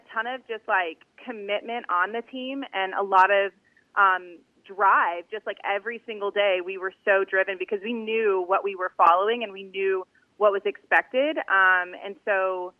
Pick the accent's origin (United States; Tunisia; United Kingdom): United States; Germantown, Tennessee; moved away as an adult; also born or lived in Charleston, South Carolina; I am from the area. I am actually from Germantown, Tennessee. I dance for Christian Brothers High School.